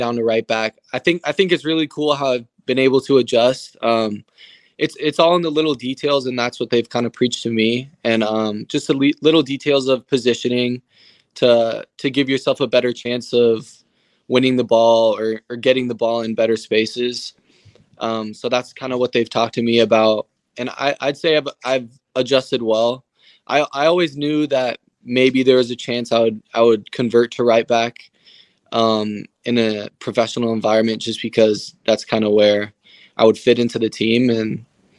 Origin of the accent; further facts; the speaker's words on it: Portland, Oregon, United States; moved away as an adult; also born or lived in Seattle, Washington; now in Charlotte, United States; I grew up in Portland and played in the Portland Timbers Academy